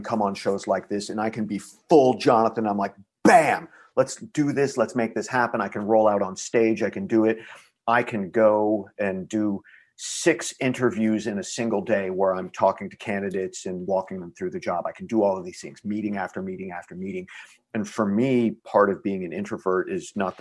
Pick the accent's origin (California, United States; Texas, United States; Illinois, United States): Texas, United States; I am Texan